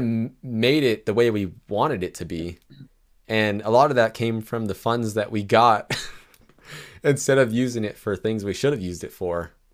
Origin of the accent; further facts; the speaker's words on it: California, United States; I'm from California